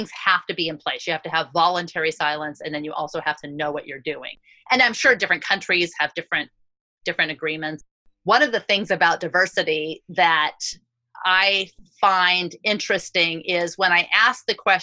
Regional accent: United States; as an American Jew

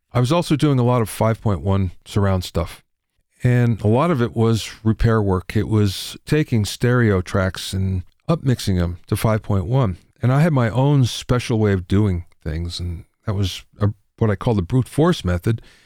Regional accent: Minersville, Pennsylvania, United States; I grew up in Minersville, Pennsylvania, five thousand people

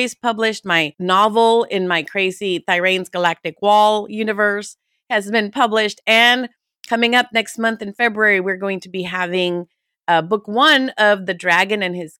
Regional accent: Houston, Texas, United States; Houston, we're from Houston

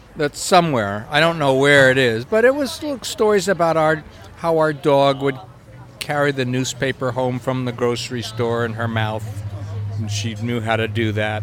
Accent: New York, United States; growing up in New York

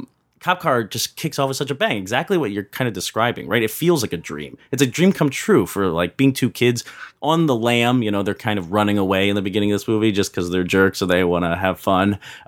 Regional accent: Philadelphia, Pennsylvania, United States; also born or lived in Abington; I was born in Pennsylvania, but not Philadelphia, where I'm kind of from. Different city, Abington, PA.

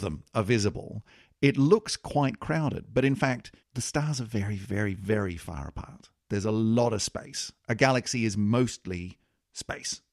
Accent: Australia; I'm an I'm an Australian

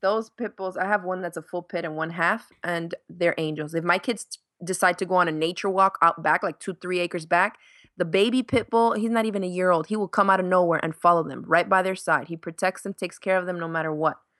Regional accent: Miami, Florida, United States; moved away as an adult; also born or lived in New York / Dominican Republic; now in Gainesville, United States; I was born in New York, and I grew up in Miami

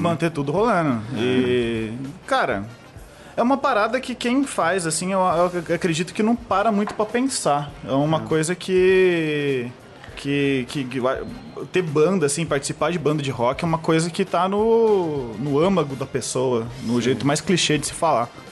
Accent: Borda da Mata, Minas Gerais, Brazil; now in São Paulo, Brazil; Sou de Borda da Mata, Minas Gerais. E eu sou publicitário aqui em São Paulo

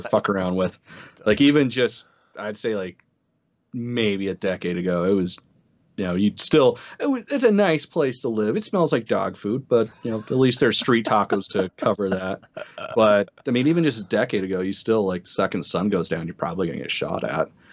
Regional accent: Utah, United States; accent: Utah; My horrible Utah accent with Spanish

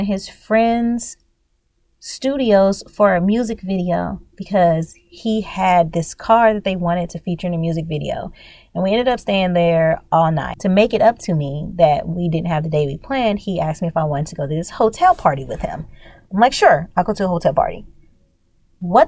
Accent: Louisiana, United States; I'm from Louisiana

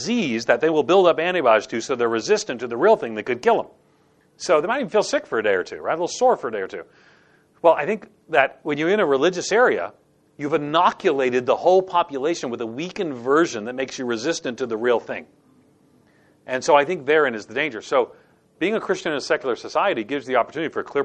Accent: New York City, New York, United States; now in American South, United States; I live in the American South, and I'm not from the American South. I'm from New York City.

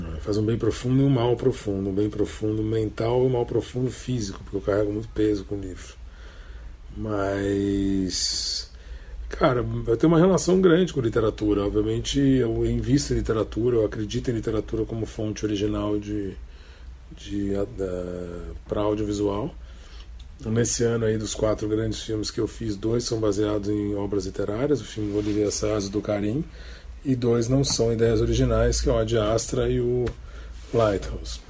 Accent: Brazil; Eu sou brasileiro e eu tenho orgulho de ser brasileiro

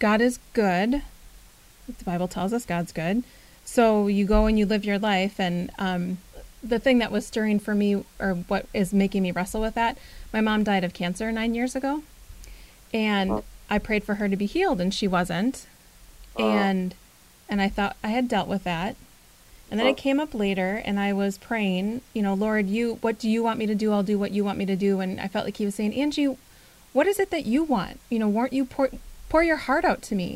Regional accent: Minnesota, United States; I grew up in Minnesota, generations and generations of my family in Minnesota

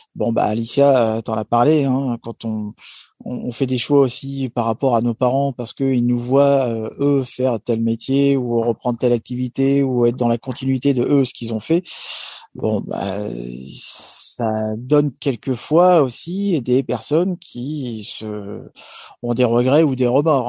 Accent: France

